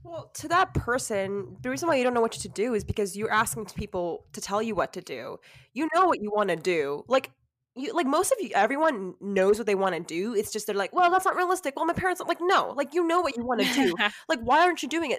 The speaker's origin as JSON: {"language": "English", "region": "California", "country": "United States", "tie": "born or raised there", "said": "I was born and raised in California"}